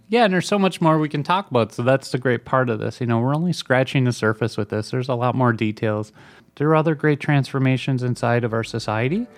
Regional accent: Minnesota, United States; The University of Minnesota, my home state.

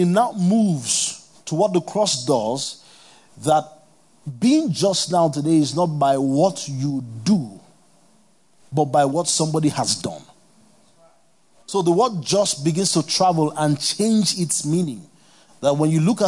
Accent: Kano, Kano State, Nigeria; I grew up in Kano

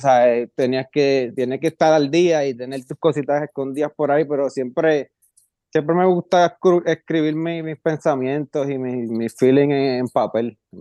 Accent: Puerto Rico; moved away; also born or lived in Jacksonville, Florida; yo fui de Puerto Rico a Jacksonville, Florida

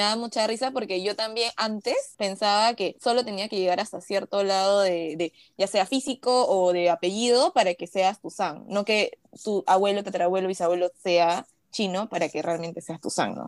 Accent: Peru; Yo soy nacida en Perú, pero mis papás los dos son chinos

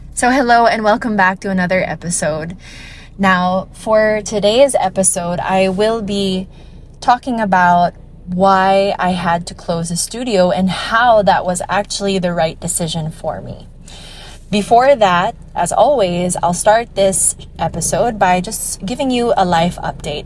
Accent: Iloilo City, Western Visayas, Philippines; I'm from Iloilo City

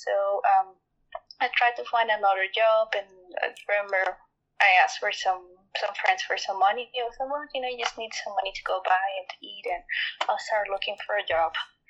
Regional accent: Mexico; English is a second language; I was born and raised in Mexico, and mm-hmm. then in Mexico I experienced a lot of violence.

